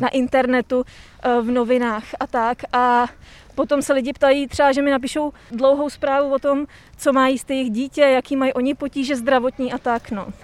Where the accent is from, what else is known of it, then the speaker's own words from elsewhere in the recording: Plzeň, Plzeň Region, Czechia; já jsem z Plzně